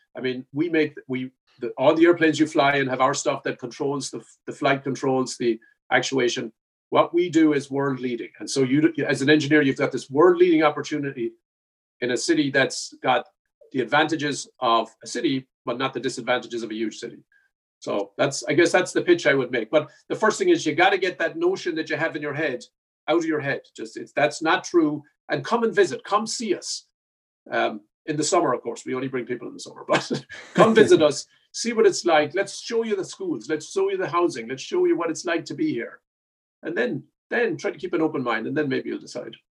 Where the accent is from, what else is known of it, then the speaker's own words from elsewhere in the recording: Ireland; now in Buffalo, United States; I'm Irish